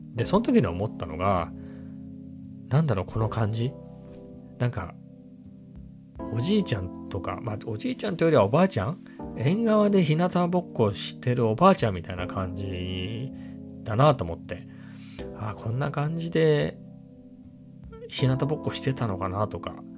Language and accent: Japanese; Ibaraki, Japan; 僕茨城なんですけど実家が